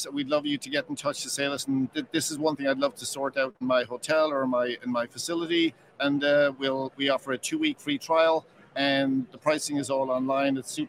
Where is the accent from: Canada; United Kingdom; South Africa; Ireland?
Ireland; moved away as an adult; also born or lived in New York; I'm from Ireland